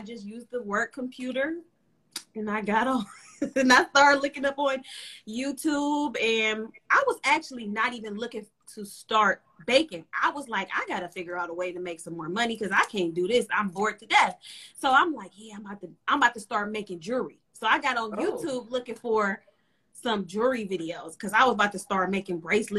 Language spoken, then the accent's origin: English; Cleveland, Ohio, United States; I'm from Cleveland, Ohio, 216.